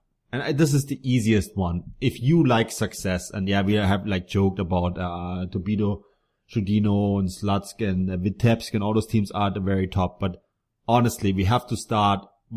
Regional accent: Munich, Bavaria, Germany; I grew up in Munich, so I'm an 1860 fan

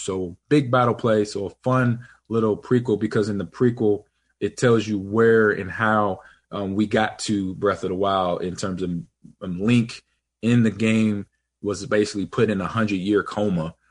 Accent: Los Angeles, California, United States; I grew up in Los Angeles

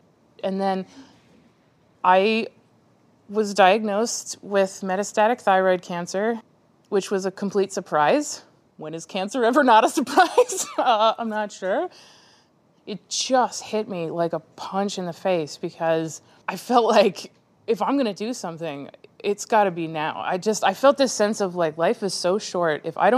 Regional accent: Eagle River, Alaska, United States; I grew up in Eagle River, Alaska, on a mountain. Alaskans have to deal with things that a lot of other people don't.

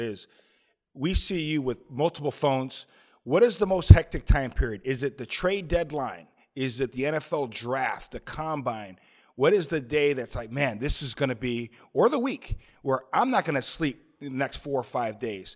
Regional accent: Chicago, Illinois, United States; moved away; also born or lived in Owings Mills, Maryland; I grew up in Chicago

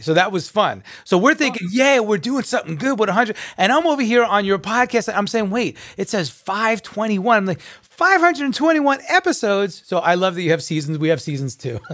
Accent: Long Island, New York, United States; I'm a New Yorker as well. I was born and raised in Long Island, so I have a very strong accent

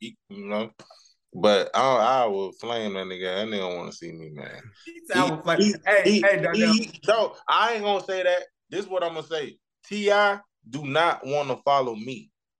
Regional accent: Florida, United States; also born or lived in St. Petersburg, Florida / Jacksonville, Florida; now in Atlanta, United States; I only been to Miami one time. Even though I'm from Florida

